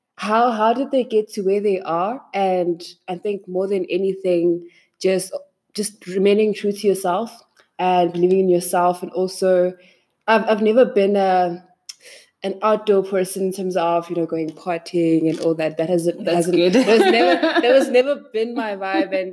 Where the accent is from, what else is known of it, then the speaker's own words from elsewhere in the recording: East Rand, Gauteng, South Africa; I was born and raised in the East Rand